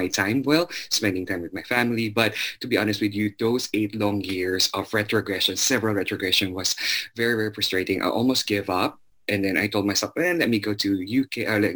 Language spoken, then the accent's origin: English; Zamboanga City, Zamboanga Peninsula, Philippines; moved away as an adult; now in United States; I was born and raised in Zamboanga City